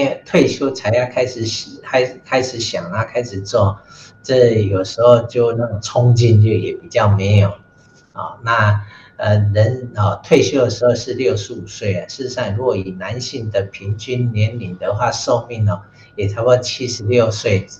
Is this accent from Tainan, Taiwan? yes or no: yes; Tainan, Taiwan; 我住的老家呢，是台南市的市定古迹，叫做广生楼